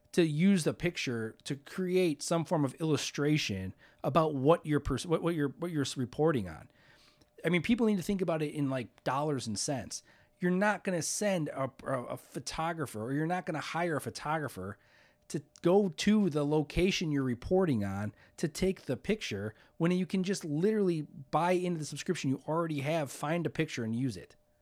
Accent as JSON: {"language": "English", "town": "Hammond", "region": "Indiana", "country": "United States", "tie": "born or raised there", "said": "I grew up in Hammond"}